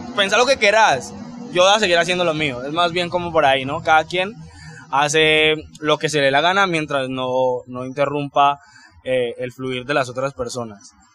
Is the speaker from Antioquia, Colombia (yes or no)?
no; Cali, Valle del Cauca, Colombia; muchos caleños, eh, sin darnos cuenta, cantamos como rolos